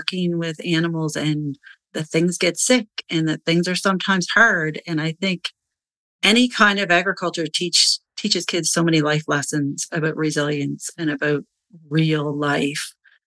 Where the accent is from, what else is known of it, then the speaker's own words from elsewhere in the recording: Nova Scotia, Canada; I'm from the East Coast of Canada in beautiful Nova Scotia